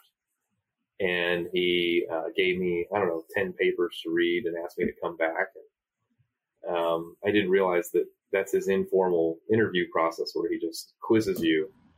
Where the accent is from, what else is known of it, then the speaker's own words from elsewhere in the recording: North Central Ohio, United States; moved away as an adult; also born or lived in Michigan; I grew up in North Central Ohio